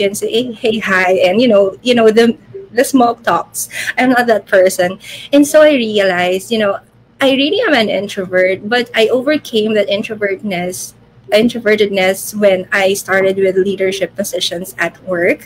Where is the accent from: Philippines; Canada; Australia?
Philippines; I am from the Philippines. So I am currently here in Manila